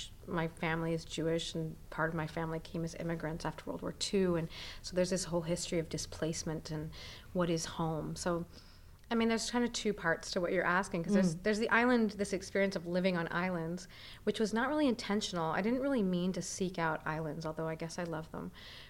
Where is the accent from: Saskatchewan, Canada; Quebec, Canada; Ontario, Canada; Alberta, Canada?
Quebec, Canada; Montreal; moved away as an adult; also born or lived in Australia; And I currently live in Montreal, and I'm from Montreal. So I was born here, grew up here, and then fled for a long time, and lived a long time in Australia.